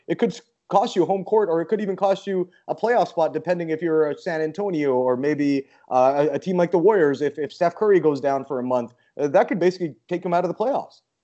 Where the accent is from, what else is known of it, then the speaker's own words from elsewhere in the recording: Vancouver, British Columbia, Canada; I'm from Vancouver, and we had the Grizzlies there